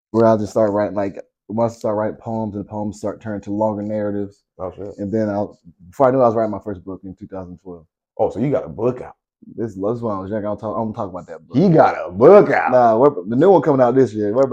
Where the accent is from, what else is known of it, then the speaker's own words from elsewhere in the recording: Delaware, United States; So yeah, I was raised in Delaware for a little bit when I was little. Um, trailer park.